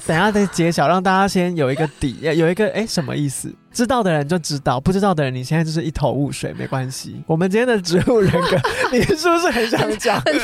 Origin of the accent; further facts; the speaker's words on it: Taiwan; 在我们台湾人民心中的分量有多重